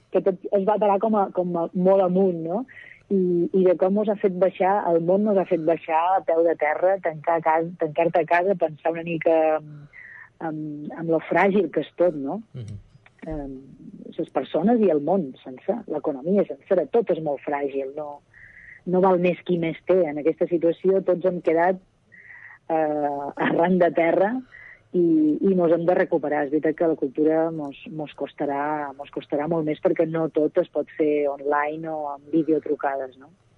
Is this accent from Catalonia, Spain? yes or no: no; Majorca, Balearic Islands, Spain; accent: Majorcan; also born or lived in Barcelona; voleu que ho faci en el meu accent?